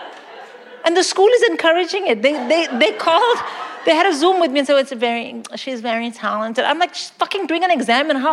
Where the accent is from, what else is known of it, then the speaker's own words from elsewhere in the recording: India; moved away as an adult; now in London, United Kingdom; I grew up in India. I came here to work.